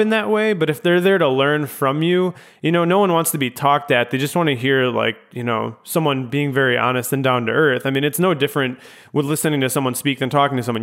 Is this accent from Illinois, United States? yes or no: yes; Chicago, Illinois, United States; moved away as an adult; also born or lived in Grand Rapids, Michigan; growing up in the Chicago suburbs